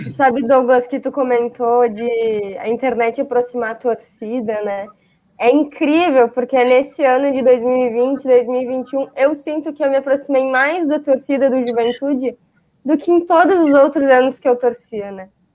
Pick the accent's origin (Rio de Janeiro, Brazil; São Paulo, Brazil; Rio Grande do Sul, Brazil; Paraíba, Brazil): Rio Grande do Sul, Brazil; Caxias do Sul; eu nunca saí de Caxias